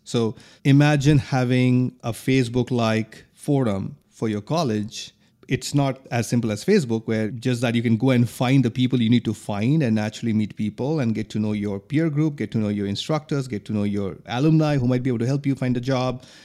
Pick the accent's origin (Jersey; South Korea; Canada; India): India; moved away as an adult; also born or lived in New York; now in Philadelphia, United States; I grew up in India